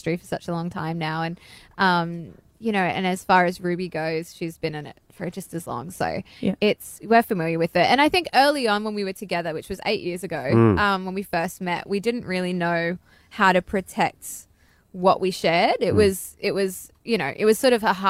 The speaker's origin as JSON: {"language": "English", "country": "Australia", "said": "we're all Australian here"}